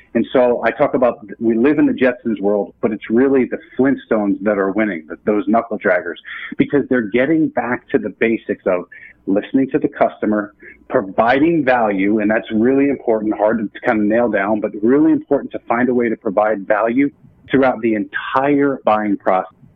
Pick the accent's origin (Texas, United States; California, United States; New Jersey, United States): New Jersey, United States; I'm from New Jersey